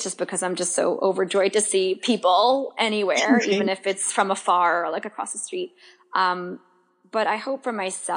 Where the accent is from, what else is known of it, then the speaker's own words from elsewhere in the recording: New York, United States; as a New Yorker, right? Even if you live Long Island, any of the boroughs, Long Island, we all kind of move at a different pace here